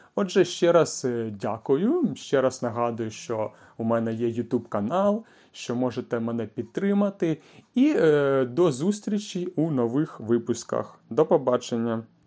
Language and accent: Ukrainian; Kyiv, Ukraine; Тобто я народився у великому місті, я народився у Києві, у столиці України